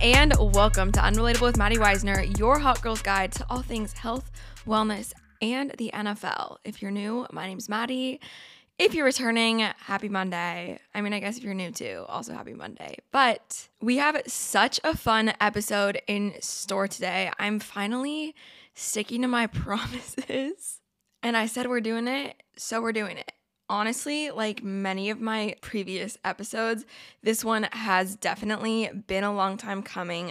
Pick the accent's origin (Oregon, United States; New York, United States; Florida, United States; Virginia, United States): Oregon, United States; I'm from Oregon, went to Oregon State